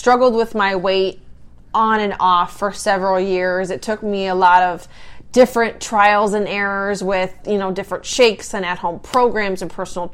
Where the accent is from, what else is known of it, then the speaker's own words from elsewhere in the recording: South Dakota, United States; moved away as an adult; I grew up in South Dakota on a farm